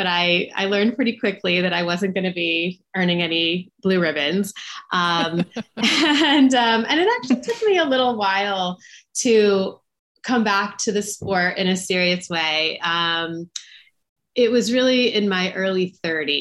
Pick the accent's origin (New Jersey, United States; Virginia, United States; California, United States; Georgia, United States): Georgia, United States; Atlanta; I'm from Atlanta, where Jeff Galloway really is a local legend